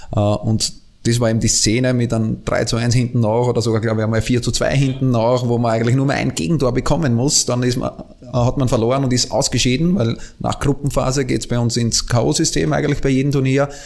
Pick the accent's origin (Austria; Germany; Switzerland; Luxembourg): Austria; ich bin Österreicher